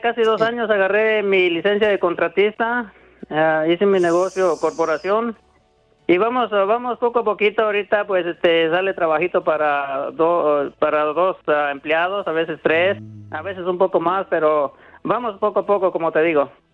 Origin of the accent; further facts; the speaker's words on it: Susupuato, Michoacán, Mexico; now in United States; Yo soy de un lado de Zitácuaro, Michoacán